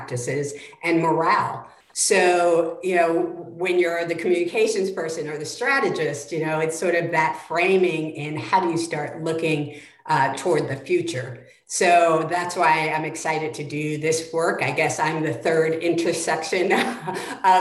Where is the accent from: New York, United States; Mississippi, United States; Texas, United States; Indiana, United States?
New York, United States; moved away as an adult; also born or lived in North Carolina; now in Tacoma, United States; I grew up in New York